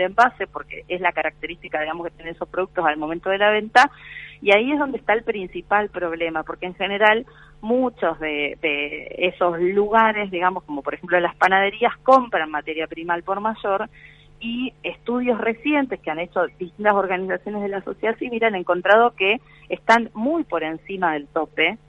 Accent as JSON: {"language": "Spanish", "country": "Argentina", "said": "estamos como país Argentina"}